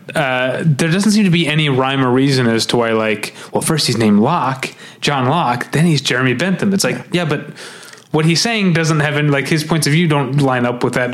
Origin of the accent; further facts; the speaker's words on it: Missouri, United States; We went to high school on different sides of Missouri, different sides of the state